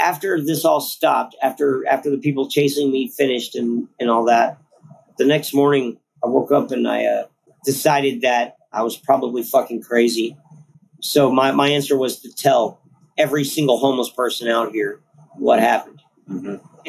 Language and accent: English; San Marcos, Texas, United States; moved away as an adult; also born or lived in Houston; now in Austin, United States; originally I'm from San Marcos.